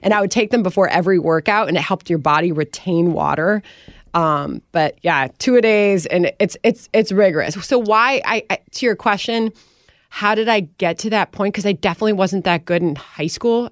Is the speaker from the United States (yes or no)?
yes; Wheaton, Illinois, United States; moved away; also born or lived in Winfield, Illinois; And they raised me in that house, and they raised me in that town